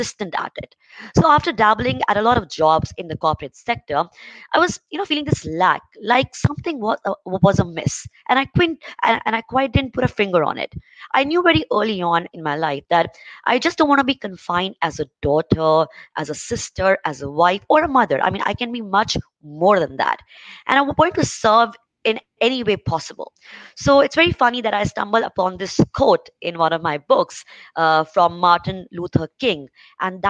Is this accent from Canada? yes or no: no; India; I'm from India